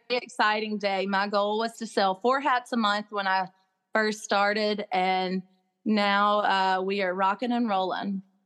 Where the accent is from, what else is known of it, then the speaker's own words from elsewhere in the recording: Crystal Springs, Mississippi, United States; also born or lived in Jackson Hole, Wyoming; I never dreamed I'd be back in Mississippi, much less the, uh, the hometown